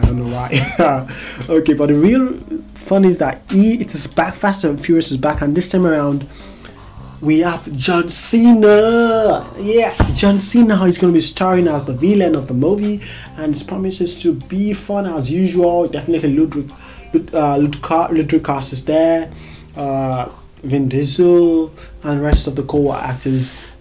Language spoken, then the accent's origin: English; Nigeria; as a Nigerian